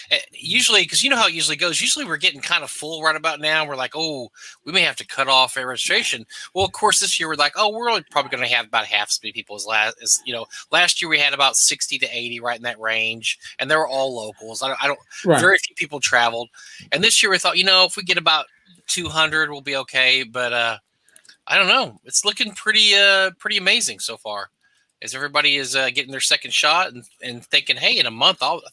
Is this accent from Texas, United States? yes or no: yes; Texas, United States; I grew up in Texas.